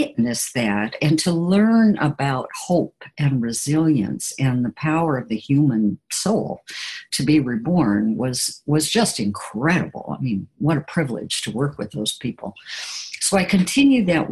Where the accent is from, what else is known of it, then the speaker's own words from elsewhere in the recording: Portland, Oregon, United States; moved away as an adult; also born or lived in Boston / Calcutta; Then came back to Oregon, and which was my home. I'm originally from Portland, Oregon.